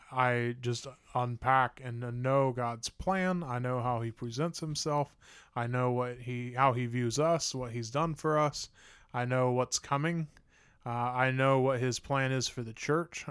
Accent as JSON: {"language": "English", "town": "Huber Heights", "region": "Ohio", "country": "United States", "tie": "born or raised there", "said": "I grew up in Huber Heights"}